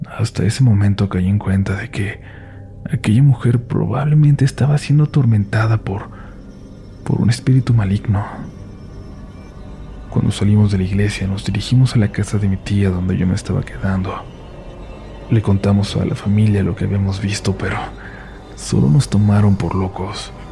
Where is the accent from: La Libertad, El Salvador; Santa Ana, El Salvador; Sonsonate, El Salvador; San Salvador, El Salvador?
Sonsonate, El Salvador; Soy de Sonsonate, El Salvador, específicamente de una colonia la cual hace mucho no estaba para nada poblada.